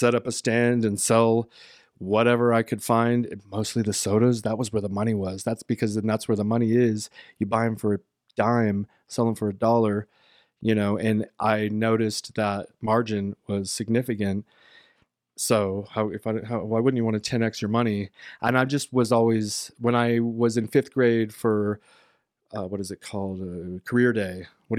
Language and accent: English; San Antonio, Texas, United States; also born or lived in Georgia, United States / Southern California, United States; San Antonio and then Georgia and then Southern California and like back and forth between those cities and states.